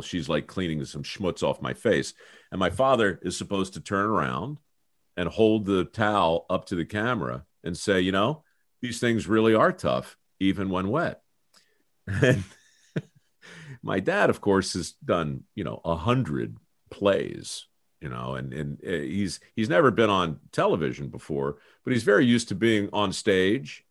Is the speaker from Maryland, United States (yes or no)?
yes; Baltimore, Maryland, United States; moved away; I came from Baltimore